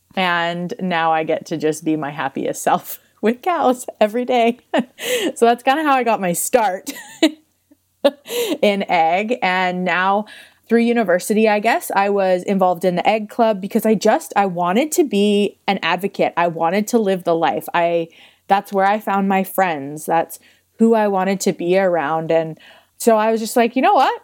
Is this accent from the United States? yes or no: no; Crossfield, Alberta, Canada; I grew up in Crossfield, Alberta